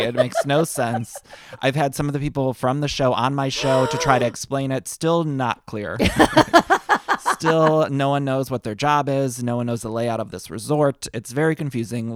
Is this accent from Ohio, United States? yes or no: yes; Solon, Ohio, United States; moved away as an adult; now in Los Angeles, United States; I grew up in Ohio, in Solon, Ohio, which is like a small town outside of Cleveland